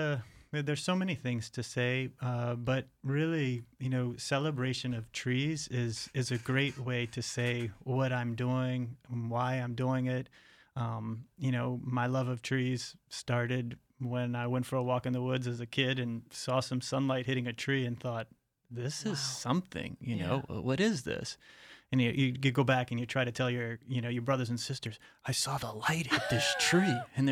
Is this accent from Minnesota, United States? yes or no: no; outside of New Orleans, Louisiana, United States; I grew up in outside of New Orleans